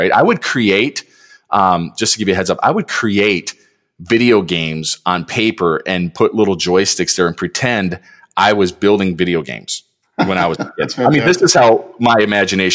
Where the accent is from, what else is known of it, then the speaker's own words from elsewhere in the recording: Detroit, Michigan, United States; I just grew up in Detroit. You know, I grew up in Michigan